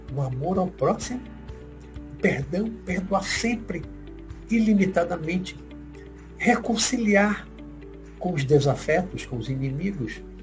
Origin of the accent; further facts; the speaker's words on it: Salvador, Bahia, Brazil; daqui da Bahia, minha terra, minha cidade, daqui de Salvador